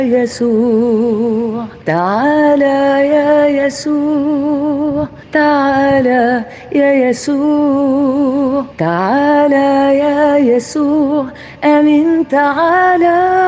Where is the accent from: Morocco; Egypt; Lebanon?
Lebanon; من لبنان